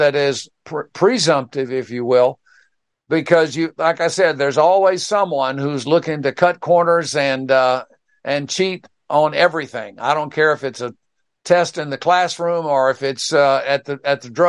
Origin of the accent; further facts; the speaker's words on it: Pensacola, Florida, United States; my hometown there of Pensacola